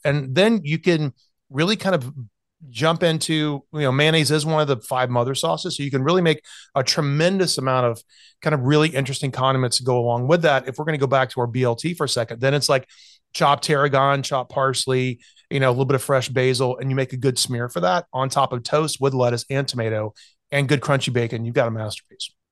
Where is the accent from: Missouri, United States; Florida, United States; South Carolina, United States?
South Carolina, United States; Greenville; moved away; growing up in South Carolina